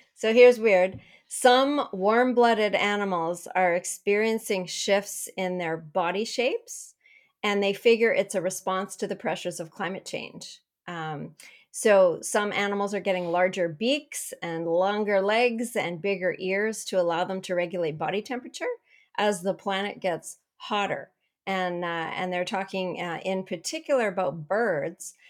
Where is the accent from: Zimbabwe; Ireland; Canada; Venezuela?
Canada; I'm from Canada